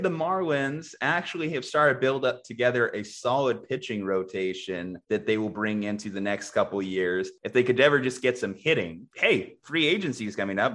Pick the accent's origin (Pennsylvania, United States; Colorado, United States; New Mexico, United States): New Mexico, United States; in New Mexico, my home state